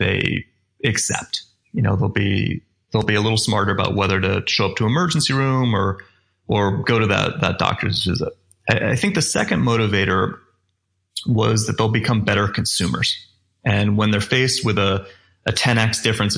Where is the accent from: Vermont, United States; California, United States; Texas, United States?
Vermont, United States; I grew up ski racing in Vermont